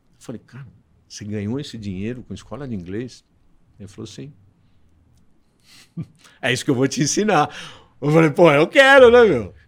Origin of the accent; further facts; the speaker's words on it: Santos, São Paulo, Brazil; moved away as an adult; now in São Paulo, Brazil; eu sou de Santos